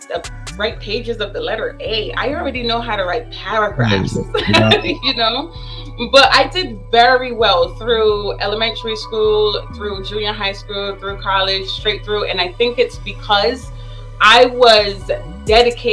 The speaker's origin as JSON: {"language": "English", "region": "New York", "country": "United States", "tie": "born or raised there", "also_born_or_lived": "Barbados", "said": "I grew up in Bed-Stuy."}